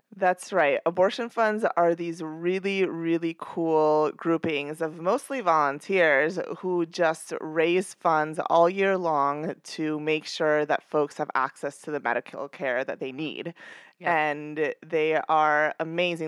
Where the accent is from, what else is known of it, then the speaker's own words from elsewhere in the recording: New York, United States; I'm a New Yorker